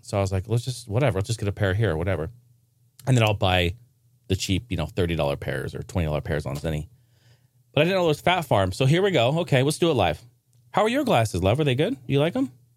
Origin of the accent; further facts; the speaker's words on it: Oregon, United States; Not necessarily my stomping grounds, but my, my home state